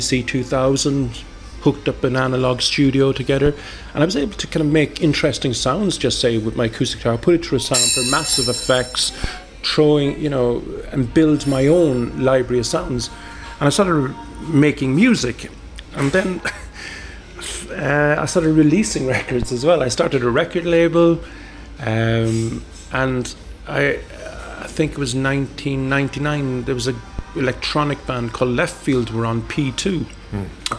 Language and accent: English; Cork, Munster, Ireland; moved away as an adult; now in Sweden; I'm from Cork